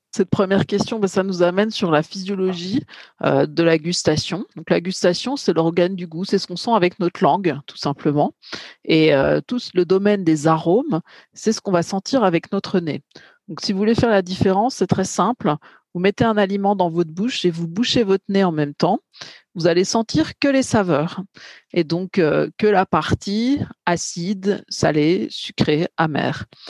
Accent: Bourgogne-Franche-Comté, France; moi, je suis plutôt de Bourgogne-Franche-Comté

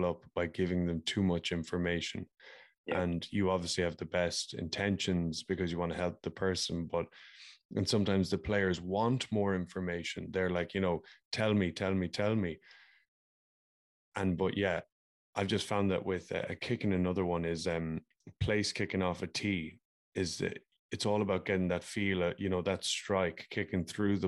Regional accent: Ireland; growing up in Ireland

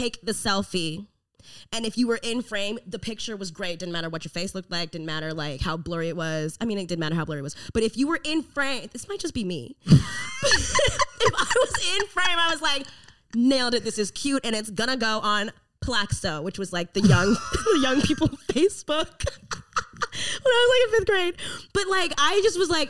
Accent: Memphis, Tennessee, United States; born or raised there; moved away

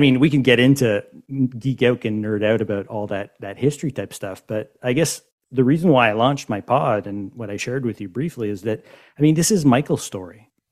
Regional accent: Montreal, Quebec, Canada; I am from Montreal

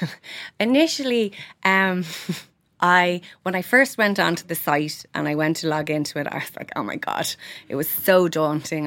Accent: Ireland; we're Irish and we're proud

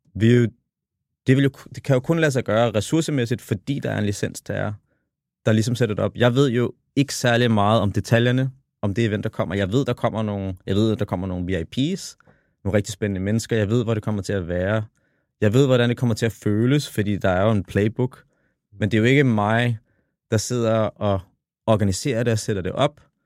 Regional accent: Copenhagen, Capital Region of Denmark, Denmark; jeg kommer jo fra The Hood, kommer fra Tingbjerg, og vokset op alene med min far

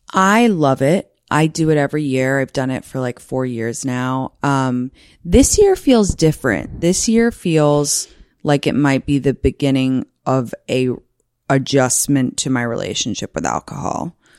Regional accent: London, United Kingdom; moved away; I'm from London.

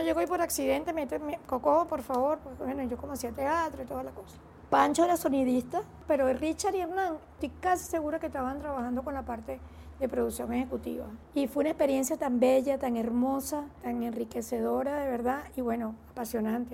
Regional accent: Venezuela; also born or lived in Mérida, Venezuela

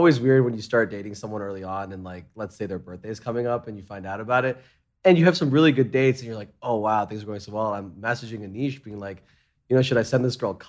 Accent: New York, United States; also born or lived in Hong Kong / London; I grew up in New York, and I didn't drive for like the longest time period.

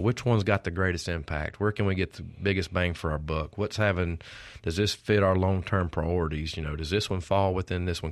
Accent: Oxford, Mississippi, United States; also born or lived in Starkville, Mississippi; growing up in North Mississippi

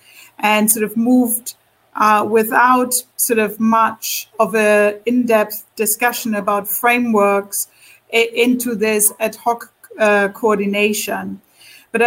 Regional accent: Germany; my home country, Germany.

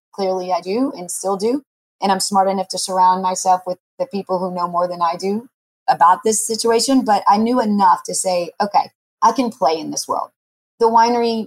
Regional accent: Oklahoma, United States; also born or lived in Los Angeles / Atlanta / Dallas; now in Texas, United States; I'm from Oklahoma originally

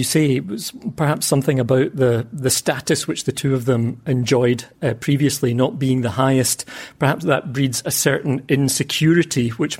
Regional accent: Lanark, Scotland, United Kingdom; now in Brussels, Belgium; And it also happens to be my hometown, the place where I grew up.

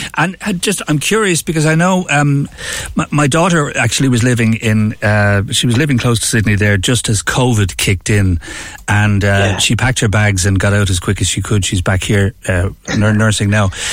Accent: Ireland; being Irish

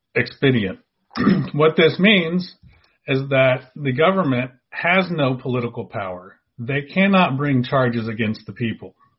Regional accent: Dallas, Texas, United States; also born or lived in San Diego, California / Houston, Texas / Beaumont, Texas; So I've grown up in the Dallas Fort Worth area.

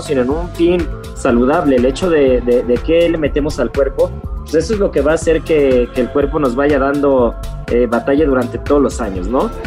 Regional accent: Mexico; como buenos mexicanos

